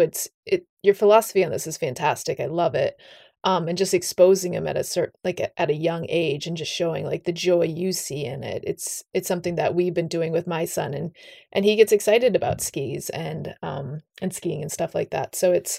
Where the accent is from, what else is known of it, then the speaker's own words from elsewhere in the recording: Littleton, New Hampshire, United States; moved away; I want to come back here just to ski this rope toe in my hometown. And yeah, hopefully sometime I get to do it. It's Mount Eustis in Littleton, New Hampshire